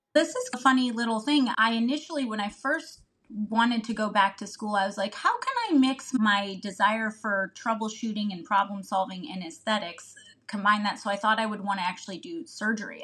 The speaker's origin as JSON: {"language": "English", "region": "Northeast Ohio", "country": "United States", "tie": "born or raised there", "said": "I'm from Ohio and was raised in Northeast Ohio"}